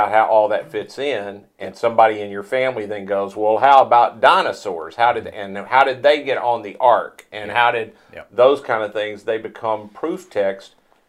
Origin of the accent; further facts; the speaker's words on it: Mississippi, United States; I'm from Mississippi.